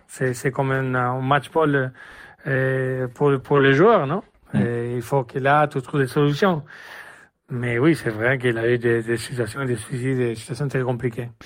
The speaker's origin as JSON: {"language": "French", "town": "Jerez de la Frontera", "region": "Andalusia", "country": "Spain", "also_born_or_lived": "Monaco", "second_language": "French", "moved": "as an adult", "said": "je suis de Jerez de la Frontera, au sud d'Espagne"}